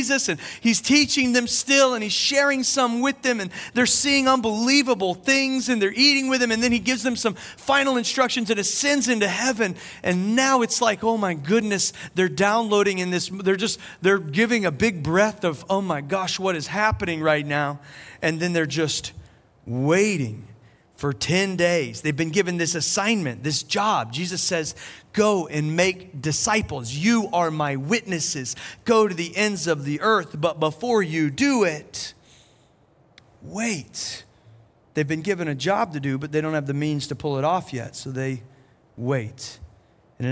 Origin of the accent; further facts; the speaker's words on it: South Carolina, United States; now in Asheville, United States; I'm from South Carolina